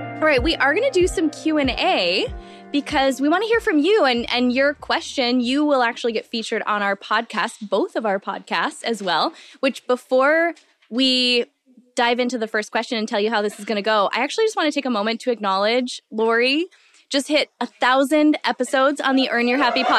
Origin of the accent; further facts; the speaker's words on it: Midwest, United States; growing up in the Midwest